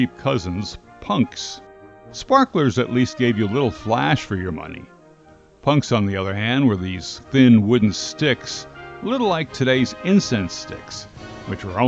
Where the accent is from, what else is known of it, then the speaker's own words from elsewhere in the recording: Linden, New Jersey, United States; I grew up in Linden, New Jersey